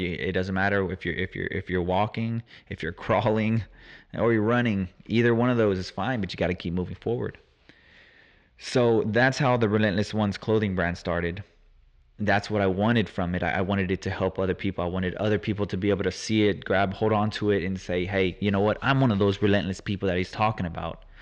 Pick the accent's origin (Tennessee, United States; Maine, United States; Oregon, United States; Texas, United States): Texas, United States; Houston; I'm from Houston, Texas, born and raised.